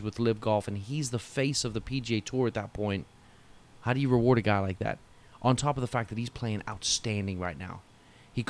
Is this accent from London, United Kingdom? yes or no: no; Newcastle upon Tyne, North East England, United Kingdom; moved away as an adult; I grew up in Newcastle